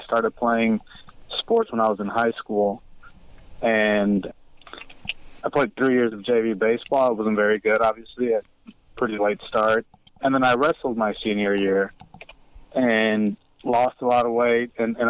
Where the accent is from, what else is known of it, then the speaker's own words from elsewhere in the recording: Chicago, Illinois, United States; moved away as an adult; now in Richmond, Indiana, United States; I'm originally from south side of Chicago